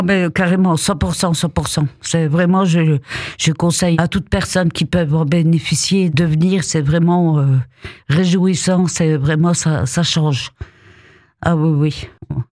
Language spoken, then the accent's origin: French; Épinal, Grand Est, France; also born or lived in Alsace; je suis d'origine d'Épinal